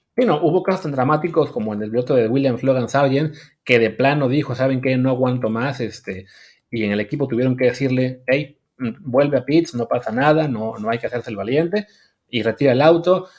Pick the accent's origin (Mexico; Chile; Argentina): Mexico; como mexicano